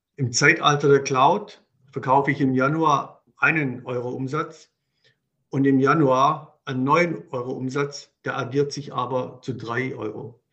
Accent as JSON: {"language": "German", "region": "Swabia", "country": "Germany", "accent": "Swabian", "moved": "as an adult", "lives_now": "Munich, Germany", "said": "wie man wahrscheinlich unschwer raushört, bin ich Schwabe, kann das auch nach 30 Jahren München nicht verbergen"}